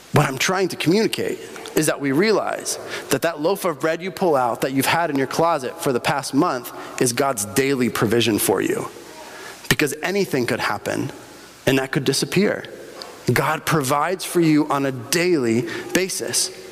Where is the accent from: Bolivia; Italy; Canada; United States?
Bolivia; moved away; Growing up in Bolivia, uh, we had little tiendas all over the place.